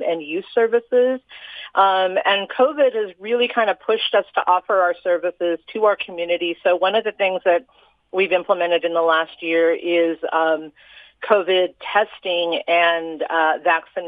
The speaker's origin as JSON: {"language": "English", "region": "Utah", "country": "United States", "tie": "born or raised there", "said": "I grew up here in Utah"}